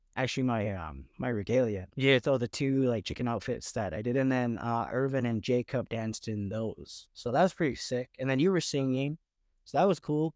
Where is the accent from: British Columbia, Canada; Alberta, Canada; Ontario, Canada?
Alberta, Canada; Lethbridge; moved away as an adult; now in Vancouver, Canada; we grew up in Lethbridge